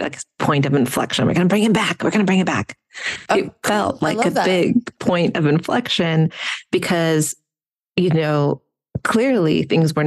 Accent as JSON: {"language": "English", "country": "Ukraine", "first_language": "Russian", "second_language": "English", "moved": "yes", "lives_now": "United States", "said": "my home country of Ukraine was invaded."}